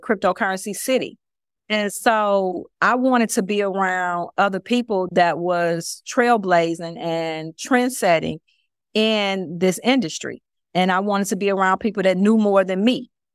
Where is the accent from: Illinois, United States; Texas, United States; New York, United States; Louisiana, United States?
Illinois, United States; Chicago; moved away as an adult; also born or lived in Houston; now in Miami, United States; I'm originally from Chicago.